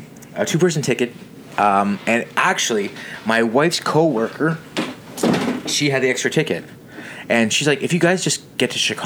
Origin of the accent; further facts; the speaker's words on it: Canada; We're Canadian.